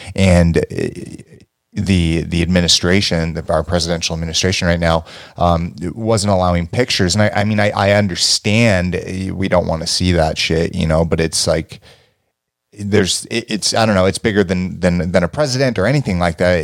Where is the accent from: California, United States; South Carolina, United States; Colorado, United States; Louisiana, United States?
California, United States; Los Angeles; me growing up in California, Los Angeles